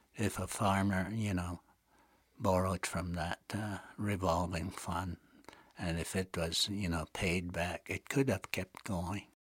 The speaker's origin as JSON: {"language": "English", "area": "Blood Tribe", "region": "Alberta", "country": "Canada", "said": "in our community, the Blood Tribe."}